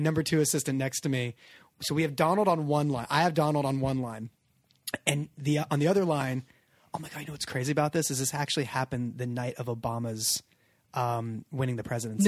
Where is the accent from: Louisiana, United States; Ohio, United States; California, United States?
California, United States; I'm from California